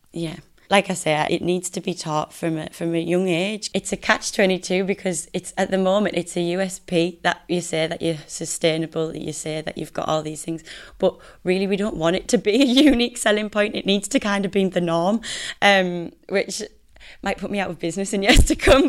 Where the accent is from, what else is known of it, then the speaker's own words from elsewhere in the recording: Middlesbrough, North East England, United Kingdom; I'm from Middlesbrough and I studied fashion design at Teesside University. So I repping the Northeast